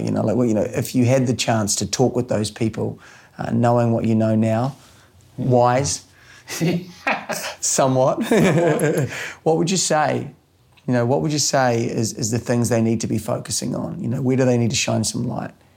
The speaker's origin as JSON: {"language": "English", "country": "New Zealand", "tie": "born or raised there", "said": "growing up in New Zealand"}